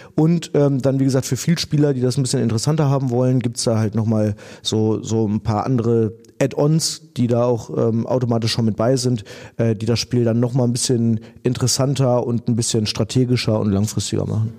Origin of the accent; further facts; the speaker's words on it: Dinslaken, North Rhine-Westphalia, Germany; wir sind alle in Dienstlagen aufgewachsen